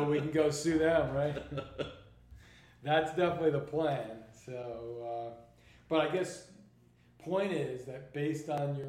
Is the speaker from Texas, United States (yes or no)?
no; New York, United States; moved away; I grew up in it. I grew up in New York.